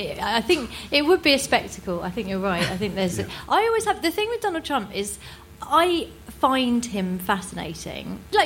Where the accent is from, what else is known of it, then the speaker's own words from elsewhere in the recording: United Kingdom; as a British comedian